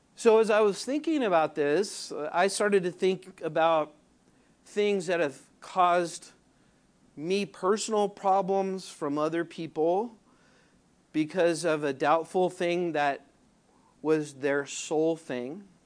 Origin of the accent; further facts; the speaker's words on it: Southern California, United States; moved away; I'm from Southern California